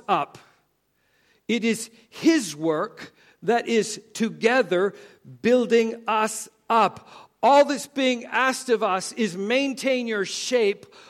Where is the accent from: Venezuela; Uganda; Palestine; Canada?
Canada; moved away; I grew up in Canada